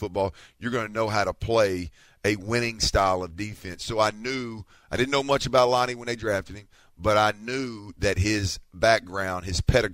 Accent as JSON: {"language": "English", "town": "Houston", "region": "Texas", "country": "United States", "said": "I'm from Houston"}